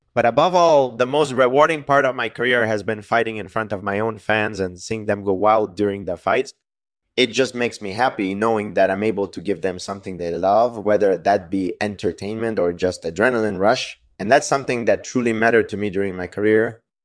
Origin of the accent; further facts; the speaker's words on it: Montreal, Quebec, Canada; I'm from Montreal, and I grew up there.